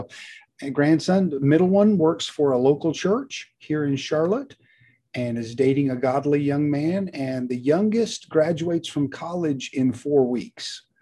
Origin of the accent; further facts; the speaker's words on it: Mexico; moved away as an adult; also born or lived in Texas / Guatemala; now in United States; Uh, was born in Central Texas, but when I was born, my parents were already missionaries in Mexico. So I grew up in Mexico, uh, mid to late '60s, uh, '70s as well. Came back to the states for college